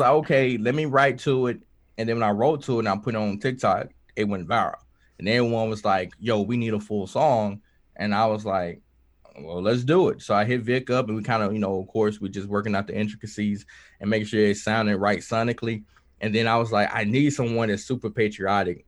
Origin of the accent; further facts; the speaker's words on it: Kilmichael, Mississippi, United States; I grew up in Kilmichael, Mississippi